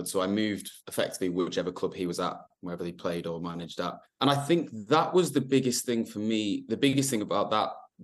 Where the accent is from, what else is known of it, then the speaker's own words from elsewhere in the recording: the north of England, United Kingdom; accent: general north; I have no idea what my accent is. So it's just general north. People say, where are you from? I say the north.